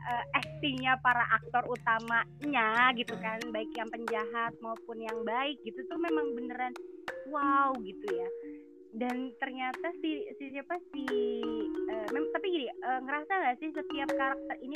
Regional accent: Java, Indonesia; kita kan namanya orang Jawa saya orang Jawa gitu kan

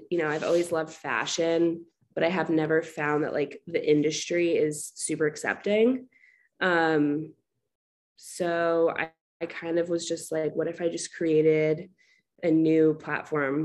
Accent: Short Hills, New Jersey, United States; moved away as an adult; also born or lived in Fairfield, Connecticut; now in Washington, D.C., United States; I'm from Short Hills, New Jersey. It's like 30 minutes outside of New York

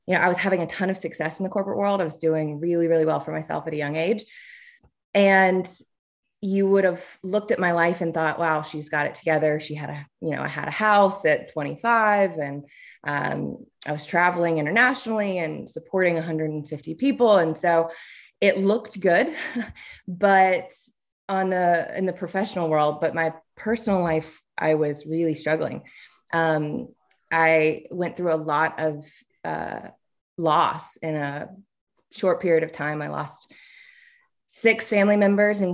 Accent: Tuscaloosa, Alabama, United States; But I'm originally from Alabama, grew up in Tuscaloosa

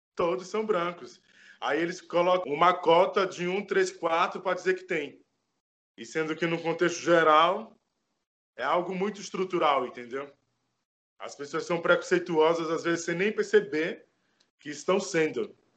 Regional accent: Bahia, Brazil; now in Bauru, Brazil; Eu fui criado em orfanato na Bahia. Eu sou natural da Bahia, mas eu vivo e moro aqui em Bauru

